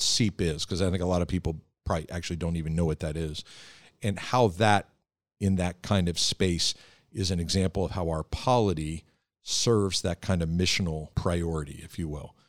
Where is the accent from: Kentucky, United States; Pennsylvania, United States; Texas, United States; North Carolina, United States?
Pennsylvania, United States; Philadelphia; we're both from the Philadelphia area